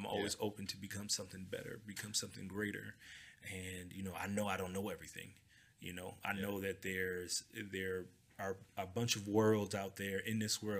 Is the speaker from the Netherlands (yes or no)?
no; California, United States; I'm from Cali.